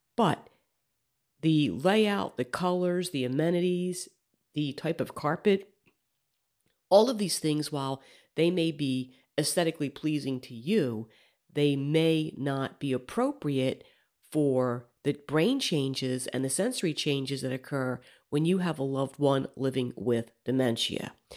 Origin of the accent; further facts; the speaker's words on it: Alabama, United States; my home state of Alabama